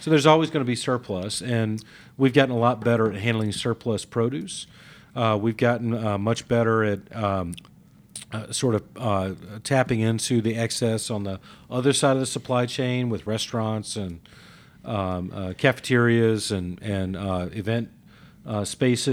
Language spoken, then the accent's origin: English; Mississippi, United States; now in Atlanta, United States; as a kid growing up in Mississippi